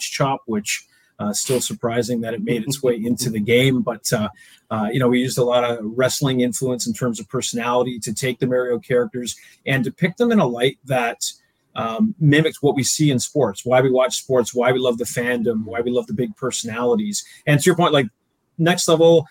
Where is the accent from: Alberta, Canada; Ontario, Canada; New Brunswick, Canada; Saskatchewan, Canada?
Ontario, Canada; Oakville; moved away; I grew up in Southern Ontario, in Oakville, Ontario